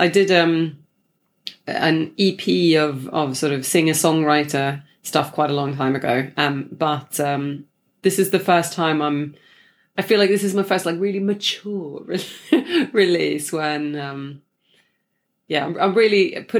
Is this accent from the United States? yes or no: no; Sweden; English is a second language; now in London, United Kingdom; Actually, I used to have an American accent because I was just like watching a lot of Friends, you know, growing up in Sweden. And then when I moved here, I just switched like on the day